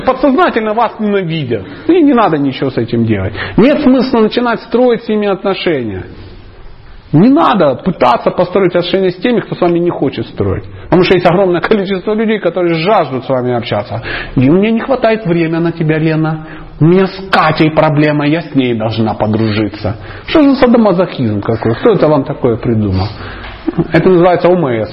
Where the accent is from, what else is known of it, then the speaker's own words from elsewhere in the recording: Dnipro, Dnipropetrovsk Oblast, Ukraine; я просто мужичок из Днепропетровска